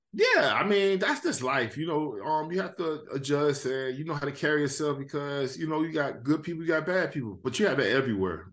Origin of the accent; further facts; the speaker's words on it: Miami, Florida, United States; I was from Miami